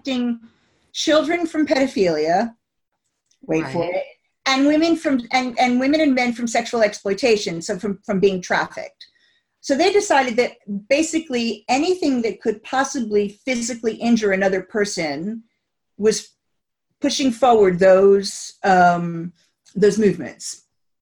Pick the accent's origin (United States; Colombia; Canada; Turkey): United States; now in United Kingdom; I'm originally from the States